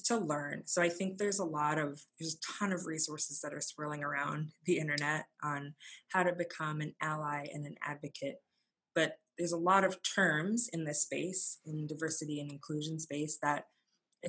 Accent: Fargo, North Dakota, United States; being an adoptee and growing up in Fargo

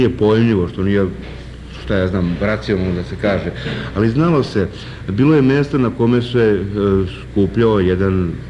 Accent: Kragujevac, Šumadija, Serbia; Ja se osjećam na neki način kao rođeni Kragujevčanin no, i čovjek koji radi i živi u Kragujevcu

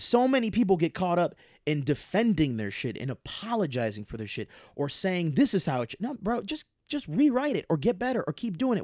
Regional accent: Chicago, Illinois, United States; I'm from Chicago

